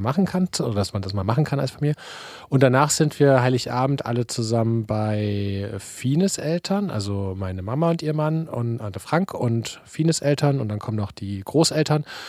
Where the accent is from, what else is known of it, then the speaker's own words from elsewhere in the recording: Leipzig, Saxony, Germany; moved away; Wir kommen ja aus Leipzig